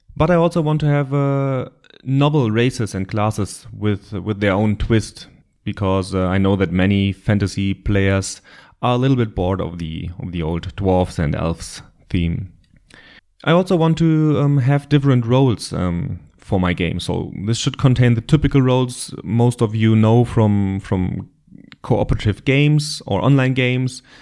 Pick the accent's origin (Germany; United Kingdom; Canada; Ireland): Germany; accent: German; English is a second language; I live in Germany, but you probably already recognized that from my terrible accent